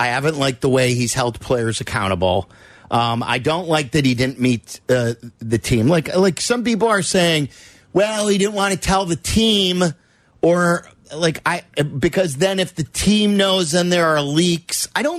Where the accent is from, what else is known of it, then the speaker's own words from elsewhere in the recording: Skokie, Illinois, United States; I grew up in Skokie.